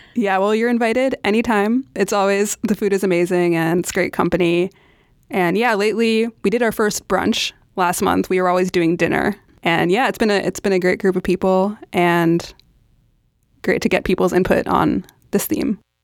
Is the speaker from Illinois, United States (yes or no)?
no; New York City, New York, United States; I am born and raised in New York City